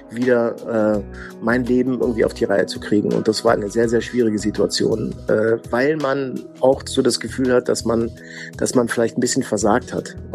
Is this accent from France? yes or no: no; Ticino, Switzerland; ich komme eigentlich äh, aus, aus dem Tessin, aus der italienischen Schweiz.